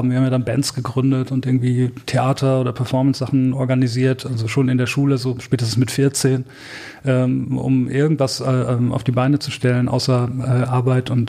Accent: Herford, North Rhine-Westphalia, Germany; born there; bis Herford, der Ort, wo ich geboren bin, direkt nebenan ist Balzers-Ufflen

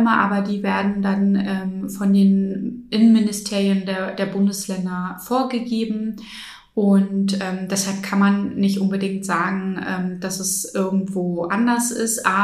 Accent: Schwerin, Mecklenburg-Vorpommern, Germany; moved away as an adult; Ja, ich bin in Schwerin aufgewachsen.

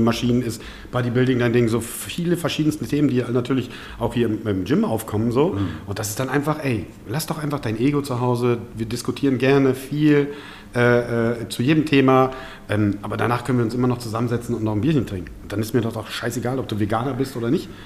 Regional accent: Osnabrück, Lower Saxony, Germany; born or raised there; also born or lived in Balkans (family origin)

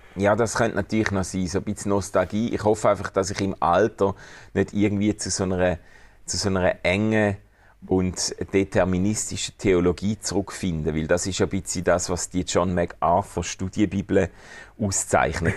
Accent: Schaffhausen, Switzerland; Ich komme ja aus Schaffhausen

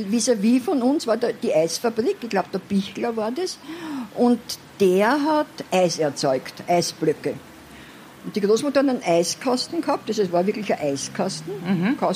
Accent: Vienna, Austria; Ich bin in der Albrechtskleitgassen aufgewachsen, äh, teilweise.

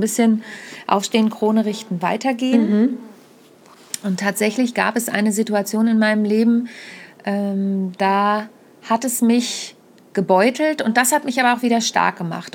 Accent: Südheide, Lower Saxony, Germany; also born or lived in Kassel; now in Hamburg, Germany; Ich bin ja in der Südheide groß geworden. Mhm. Ich bin mhm. zwar geboren in Kassel, aber mit vier bin ich in die Südheide gezogen.

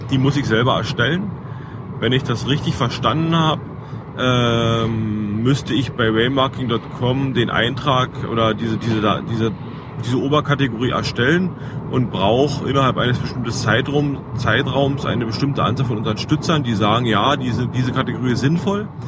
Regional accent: Cottbus, Brandenburg, Germany; Ich habe äh, vom ursprünglich, also bin ich aus Cottbus, äh, berühmtes oder ein sehr, sehr berühmtes Wahrzeichen von Cottbus ist der Post, Cottbuser Postkutscher über die Grenzen berühmt.

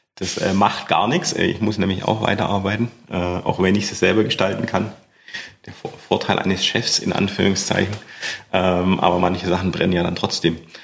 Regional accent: Schorndorf, Baden-Württemberg, Germany; in Schondorf, wo ich herkomme, wo ich aufgewachsen bin

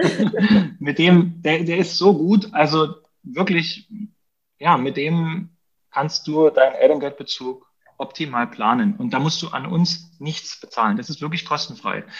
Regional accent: Dresden, Saxony, Germany; Ich komme praktisch aus Dresden. Wir, ich wohne hier mit meiner Frau und unseren vier Kindern

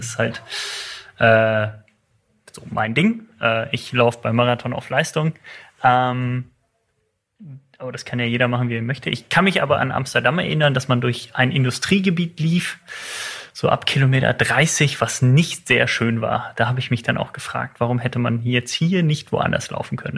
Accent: Germany; moved away; in meiner ursprünglichen Heimat, ich komme aus der Eifel

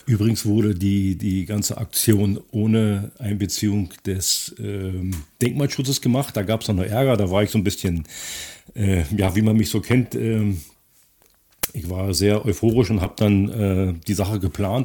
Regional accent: Pritzwalk, Brandenburg, Germany; also born or lived in Potsdam; nach Pritzberg wieder zurück, zu meinem Heimatort

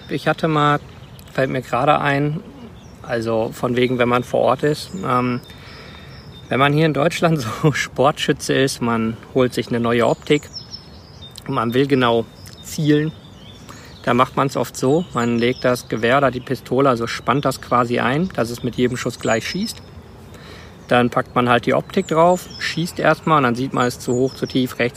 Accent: Rwanda; Ruanda aufgewachsen. Meine Mutter hat das Krankenhaus von Mukoma geleitet.

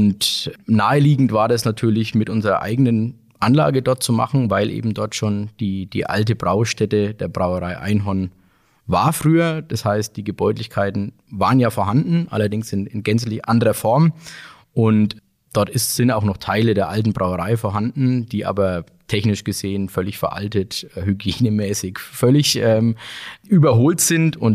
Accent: Bamberg, Bavaria, Germany; bin auch gebürtiger Bamberger, wohne in Bamberg und liebe Bamberg und Bier

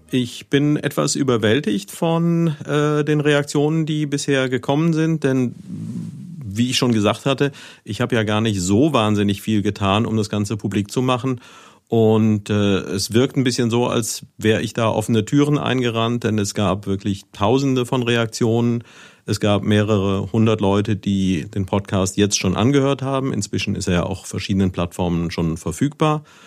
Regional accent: Neuwied, Rhineland-Palatinate, Germany; ich habe einige Jahre meiner Jugend in Niederbiber gelebt

